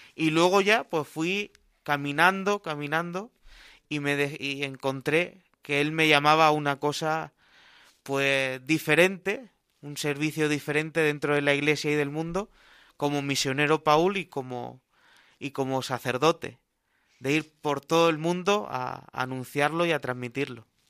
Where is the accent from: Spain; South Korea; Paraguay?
Spain; Cartagena, Region of Murcia; moved away as an adult; now in Albacete, Spain; Yo soy de Cartagena